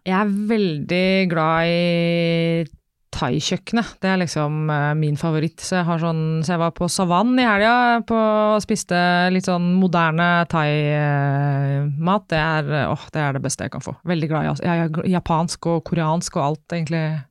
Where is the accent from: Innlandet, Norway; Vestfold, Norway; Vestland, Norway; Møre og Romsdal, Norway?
Vestfold, Norway; jeg er jo fra Vestfold, der er det fint vær og det er lange somre og mye sol